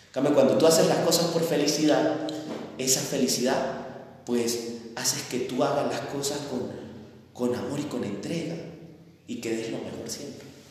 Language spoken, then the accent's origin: Spanish; Mucuchíes, Mérida, Venezuela; moved away; ese sector de donde yo soy